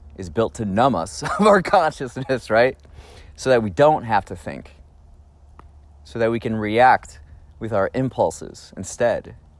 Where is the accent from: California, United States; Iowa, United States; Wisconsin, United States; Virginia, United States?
Wisconsin, United States; Raymond; We're in Raymond, Wisconsin, my hometown